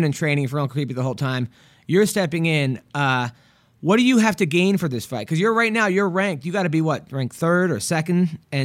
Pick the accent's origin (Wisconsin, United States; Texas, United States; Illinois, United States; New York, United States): New York, United States; New York City; now in Los Angeles, United States; I'm a guy from New York City, and now I live